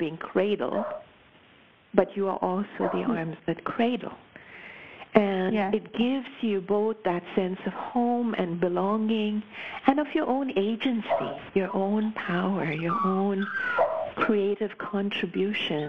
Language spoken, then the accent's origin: English; Mumbai, Maharashtra, India; moved away as an adult; also born or lived in United States / Pacific Northwest, Canada; now in Canada; I was born and raised in Bombay. I left when I was 21